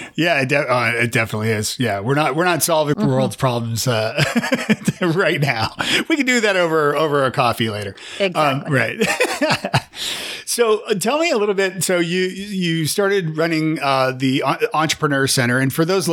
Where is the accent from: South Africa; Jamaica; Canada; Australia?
Canada; moved away as an adult; also born or lived in Toronto; now in Nashville, United States; I'm Canadian